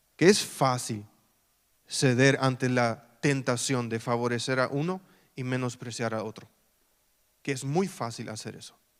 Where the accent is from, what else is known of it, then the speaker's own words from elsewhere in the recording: Filadelfia, Boquerón, Paraguay; also born or lived in Mariscal Estigarribia / San Lorenzo; Filadelfia, mi ciudad natal